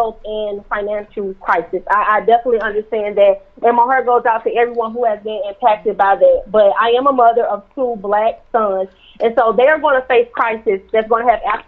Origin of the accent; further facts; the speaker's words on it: St. Louis, Missouri, United States; I'm from St. Louis, born and raised